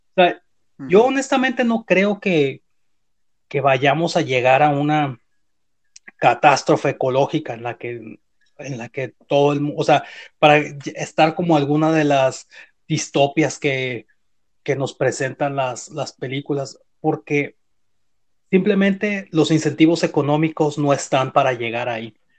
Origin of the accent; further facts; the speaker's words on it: Uruapan, Michoacán, Mexico; moved away; yo crecí en Michoacán